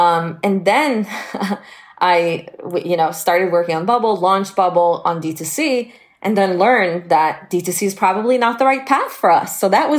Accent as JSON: {"language": "English", "country": "Israel", "tie": "born or raised there", "said": "I was born and raised in Israel, and I started working full-time at the age of 16."}